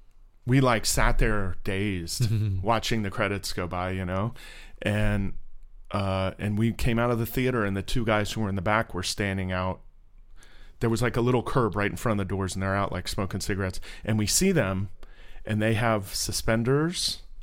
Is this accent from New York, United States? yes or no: no; Sweetwater, Florida, United States; moved away; grew up in Sweetwater.